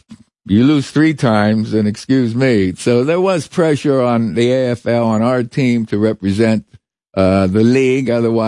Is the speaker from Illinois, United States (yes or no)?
no; Western Pennsylvania, United States; moved away as an adult; I'm from Western PA, you know.